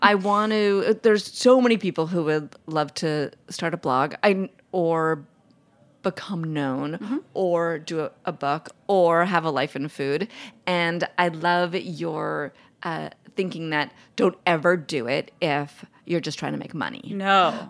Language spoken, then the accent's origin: English; New York City, New York, United States; I grew up in New York City